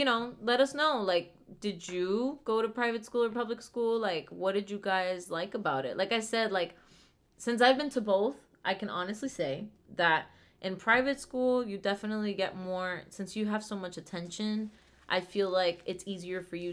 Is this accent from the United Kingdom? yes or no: no; Venezuela; moved away; We come from Venezuela